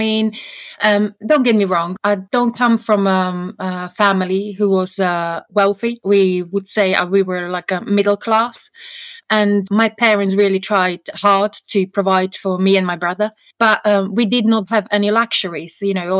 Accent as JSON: {"language": "English", "country": "Slovakia", "tie": "born or raised there", "said": "I mean, the life is very, very different. My husband would describe it, it's like England 30 years ago."}